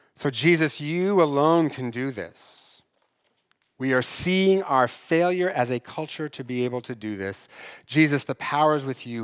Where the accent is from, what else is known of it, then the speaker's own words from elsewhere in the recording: Eastern Washington, United States; I grew up in Eastern Washington